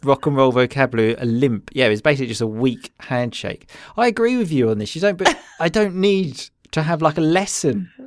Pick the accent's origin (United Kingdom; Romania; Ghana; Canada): United Kingdom; Essex, East of England; I'm from Essex